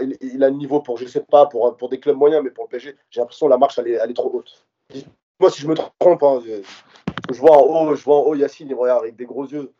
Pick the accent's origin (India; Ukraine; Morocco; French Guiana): Morocco; je suis marocain